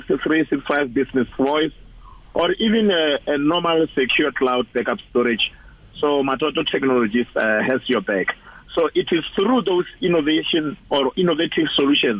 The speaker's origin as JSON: {"language": "English", "region": "Limpopo", "country": "South Africa", "tie": "born or raised there", "moved": "yes", "said": "I was born and bred in Limpopo province"}